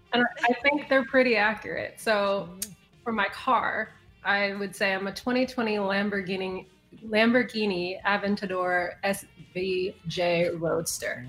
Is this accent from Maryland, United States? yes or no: no; Chicago, Illinois, United States; also born or lived in New York City area; now in New York City, United States; I am originally from Chicago, currently living in the New York City area